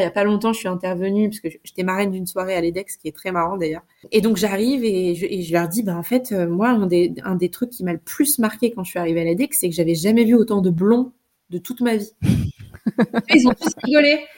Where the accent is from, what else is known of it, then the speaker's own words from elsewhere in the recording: Trappes, Île-de-France, France; je suis née à Trappes euh, en 1990. Et j'y ai grandi